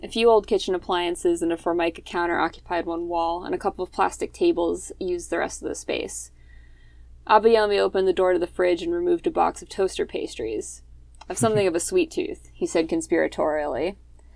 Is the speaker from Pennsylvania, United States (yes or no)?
yes; Philadelphia, Pennsylvania, United States; we're both from Philly